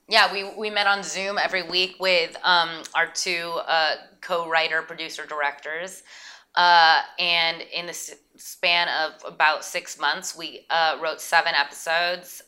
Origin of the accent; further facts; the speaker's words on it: Santa Barbara, California, United States; also born or lived in New York; now in Los Angeles, United States; Audrey and I grew up in Santa Barbara